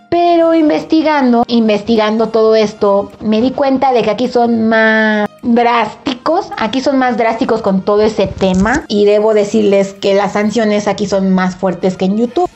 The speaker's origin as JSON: {"language": "Spanish", "country": "Mexico", "said": "soy mexicana"}